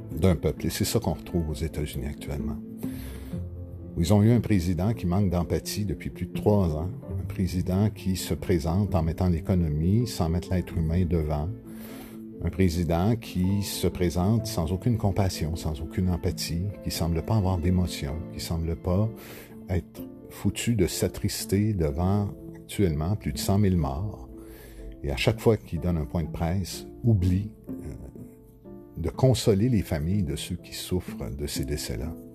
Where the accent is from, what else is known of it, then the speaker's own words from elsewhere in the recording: Quebec, Canada; ici chez nous au Québec